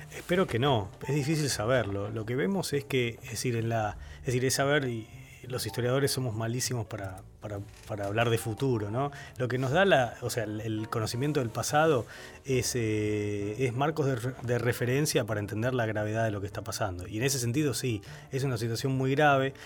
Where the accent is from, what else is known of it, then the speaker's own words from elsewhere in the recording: Argentina; moved away as an adult; now in United States; nuestra experiencia como argentinos